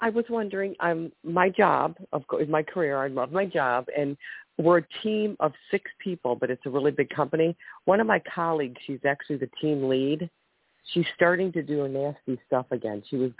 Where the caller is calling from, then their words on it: Ohio, United States; from Ohio.